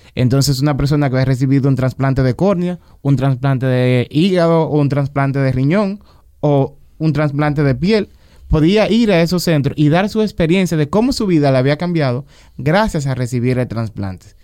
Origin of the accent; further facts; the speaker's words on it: Dominican Republic; Nosotros aquí en República Dominicana